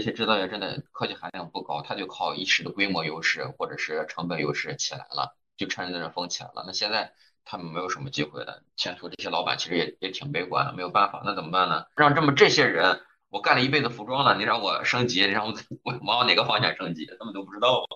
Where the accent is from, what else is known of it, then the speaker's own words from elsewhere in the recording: China; 我们中国人民